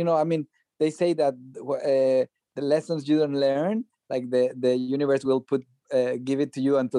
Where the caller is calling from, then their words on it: Brooklyn, New York, United States; I am in New York. I'm in Brooklyn, and where it's snowing kind of heavily right now.